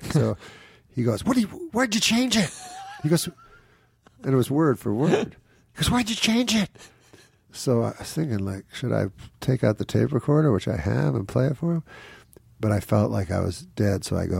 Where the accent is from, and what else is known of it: Quebec City, Quebec, Canada